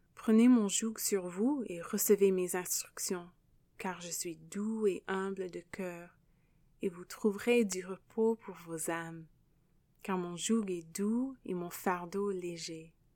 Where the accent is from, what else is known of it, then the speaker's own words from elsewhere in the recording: Canada; accent: anglophone; first language English; French is a second language; also born or lived in Quebec / France; je suis canadienne et l'anglais, c'est ma langue maternelle. Vous pouvez probablement entendre euh, l'accent anglophone